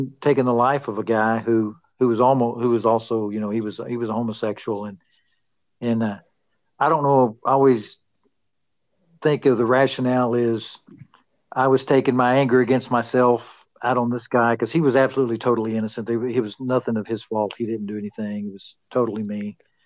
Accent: Amarillo, Texas, United States; also born or lived in Pampa, Texas; I was born in Pampa, and we moved to Amarillo, and I went to school, grew up here in Amarillo.

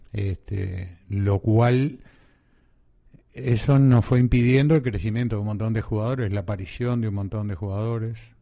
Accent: Uruguay; also born or lived in Argentina; somos 3 millones de habitantes, ¿no? Este, 3 millones y medio. Este, y es bravo, porque somos descendientes de Tano y, de, españoles

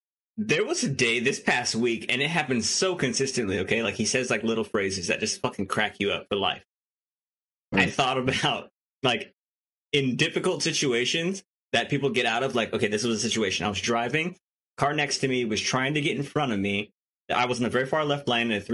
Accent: Hawaii, United States; I'm from Hawaii.

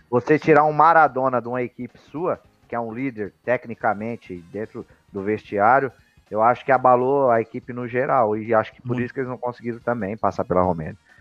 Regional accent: Brazil; nós brasileiros

